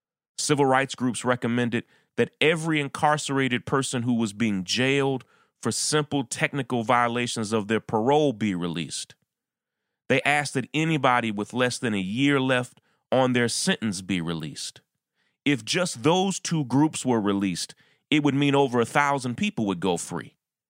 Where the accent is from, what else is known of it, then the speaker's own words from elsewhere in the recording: New York City, New York, United States; Right now in my hometown of New York City, a human rights catastrophe is unfolding